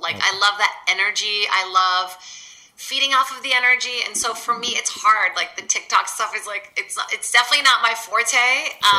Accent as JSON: {"language": "English", "region": "Virginia", "country": "United States", "tie": "born or raised there", "also_born_or_lived": "Brazil / Boston", "second_language": "English", "moved": "yes", "lives_now": "Los Angeles, United States", "said": "I moved from Brazil to Virginia when I was really little."}